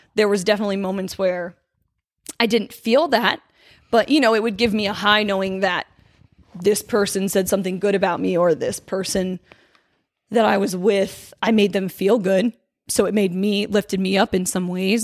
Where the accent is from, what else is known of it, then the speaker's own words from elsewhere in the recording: Hershey, Pennsylvania, United States; I grew up in Hershey, Pennsylvania